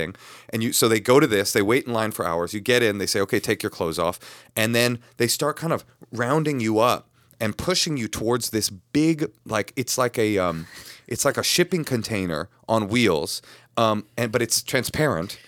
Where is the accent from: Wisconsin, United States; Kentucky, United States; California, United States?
California, United States; Bay Area; I was raised in the Bay Area